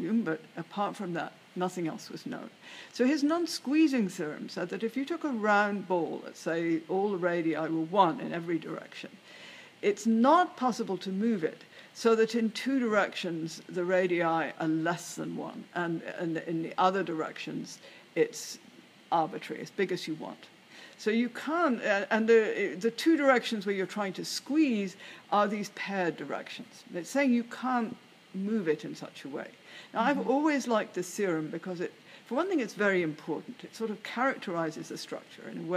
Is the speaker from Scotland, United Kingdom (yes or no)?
yes; Edinburgh, Scotland, United Kingdom; moved away as an adult; also born or lived in London / Cambridge; I was born in London and grew up in Edinburgh, where I spent the first 20 years or so of my life.